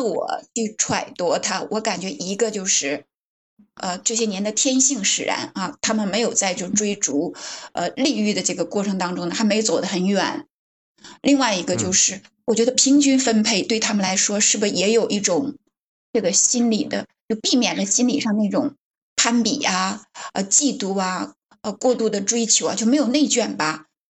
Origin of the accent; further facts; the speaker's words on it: Northeast China, China; accent: Northeastern; moved away; 我的老家在东北，然后我现在，嗯，很多年没回去了